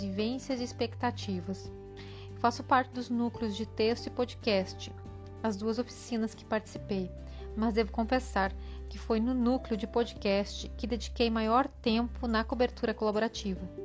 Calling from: Lages, Santa Catarina, Brazil; eu falo de Laje, Santa Catarina

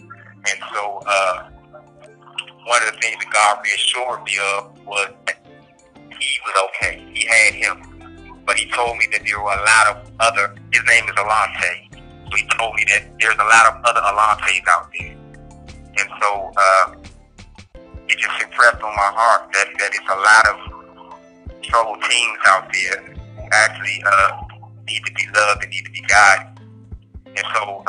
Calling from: Allenwood, Pennsylvania, United States; I'm calling from Allenwood, United States Penitentiary, located in Whitefield, Pennsylvania.

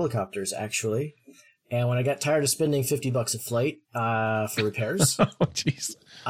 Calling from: Portland, Oregon, United States; Oh, I am in near enough to Portland, Oregon. Just other side of the country from you guys, really.

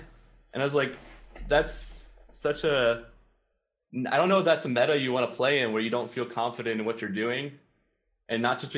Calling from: Raleigh, North Carolina, United States; I'm calling from Raleigh, North Carolina

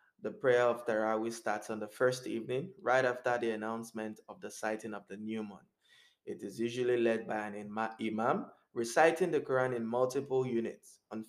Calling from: Montreal, Quebec, Canada; I'm speaking from Montreal, Canada, and I haven't been to the masjid since February 2020.

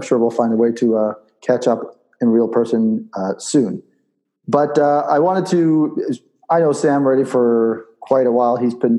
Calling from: Israel; I'm calling from Israel

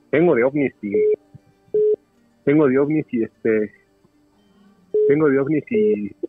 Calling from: Mexico City, Mexico; Sí, hablamos acá en Distrito Federal.

